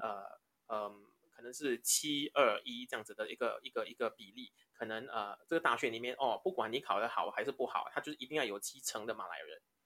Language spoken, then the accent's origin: Chinese; Singapore